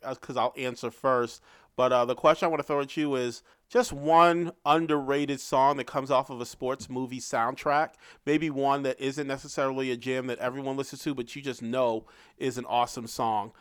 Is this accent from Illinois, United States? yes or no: no; New York City, New York, United States; I grew up in New York City in nineteen ninety-four